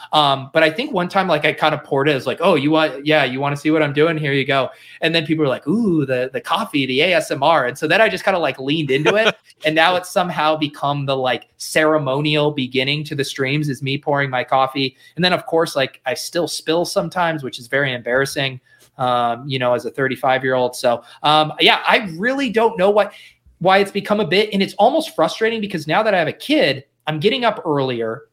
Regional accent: Denver, Colorado, United States; I grew up in Denver

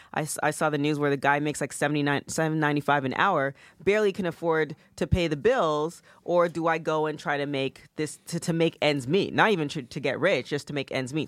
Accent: Canada; growing up in Canada

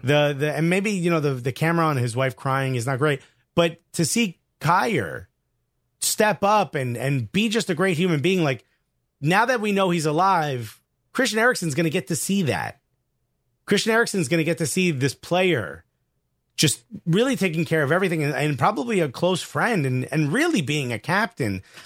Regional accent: United States; we're American

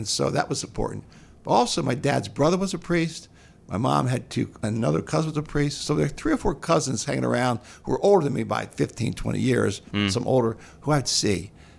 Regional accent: Bethesda, Maryland, United States; Yeah, I grew up in Bethesda.

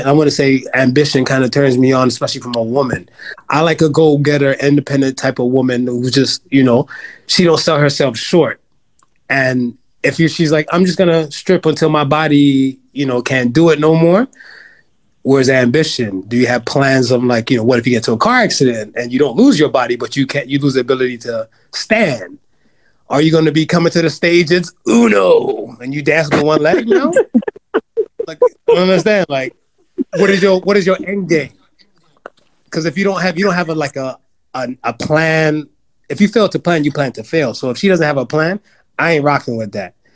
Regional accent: United States; I'm the American in the room

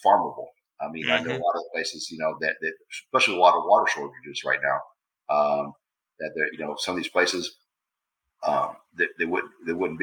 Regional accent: Florida, United States; I grew up in Florida, you know, we live out in the swamp

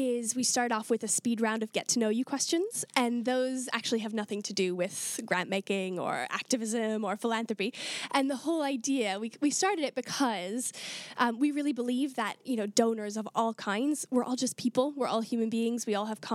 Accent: Canada; I'm from Canada, so I'm really used to cold.

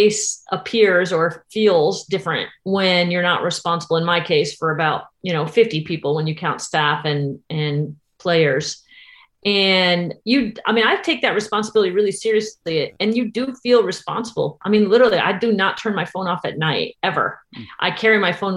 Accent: Tarpon Springs, Florida, United States; also born or lived in Massachusetts; when I moved to Florida, I was 10. I moved from Massachusetts, and very rural Massachusetts

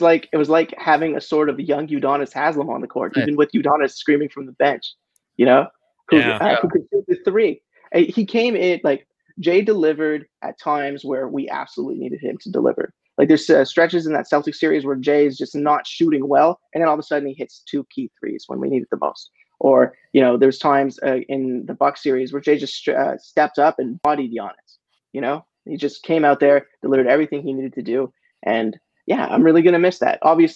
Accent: Canada; as a Canadian

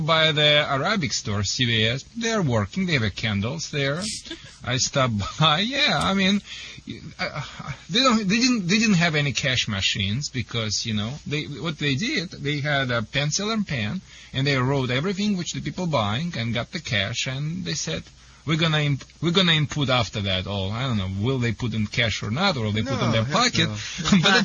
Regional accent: Russia; English is a second language; moved away as an adult; now in Michigan, United States; I am originally from the Soviet Union, not from Kazakhstan

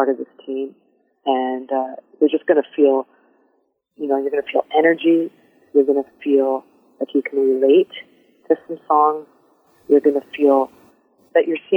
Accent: London, Ontario, Canada; My hometown is London

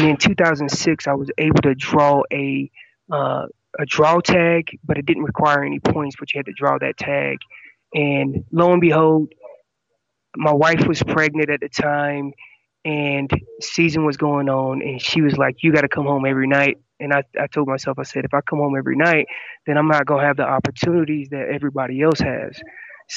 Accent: North Carolina, United States; moved away as an adult; also born or lived in California; I'm originally from North Carolina

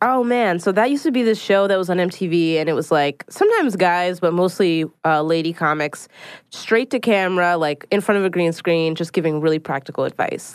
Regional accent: Philadelphia, Pennsylvania, United States; now in New York City, United States; I live in New York City. I'm originally from Philadelphia

